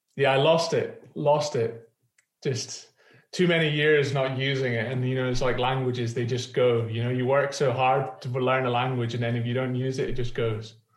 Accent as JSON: {"language": "English", "town": "Edinburgh", "region": "Scotland", "country": "United Kingdom", "said": "I'm from Edinburgh"}